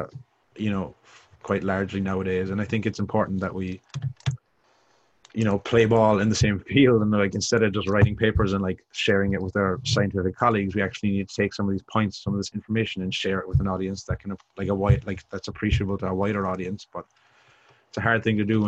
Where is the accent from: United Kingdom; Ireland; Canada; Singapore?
Ireland; moved away as an adult; coming from Ireland, because it's a small, small country.